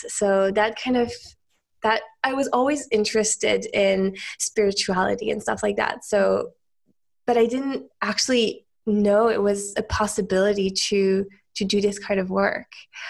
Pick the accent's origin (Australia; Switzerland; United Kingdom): Switzerland; also born or lived in United States; So I'm from Switzerland originally. I'm actually half Swiss, half American technically, but I grew up most of my life in Switzerland.